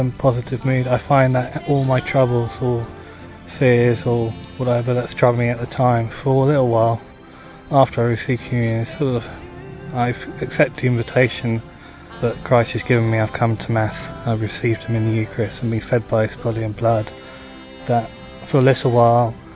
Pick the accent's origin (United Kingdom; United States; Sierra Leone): United Kingdom; I'm from Britain